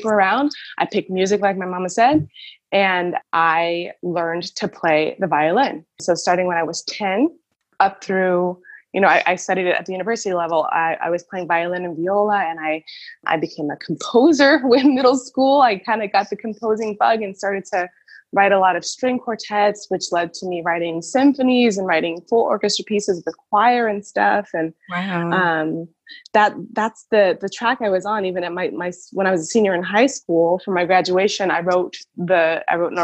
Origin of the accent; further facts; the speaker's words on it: Miami, Florida, United States; moved away as an adult; now in Berlin, Germany; I grew up in Miami